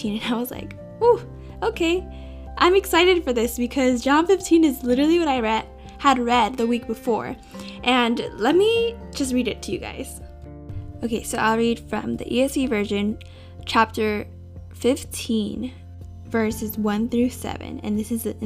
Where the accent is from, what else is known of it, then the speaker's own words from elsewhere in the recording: California, United States; I'm from California